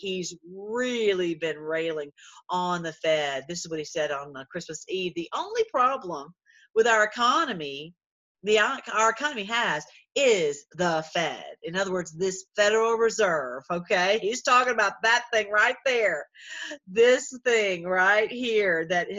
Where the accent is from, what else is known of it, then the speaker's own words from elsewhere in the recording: Tennessee, United States; I'm from Tennessee